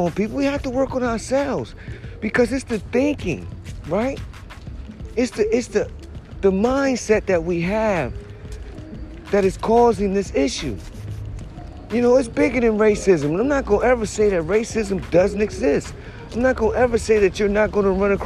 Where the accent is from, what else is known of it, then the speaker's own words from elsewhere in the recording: New Haven, Connecticut, United States; I'm from New Haven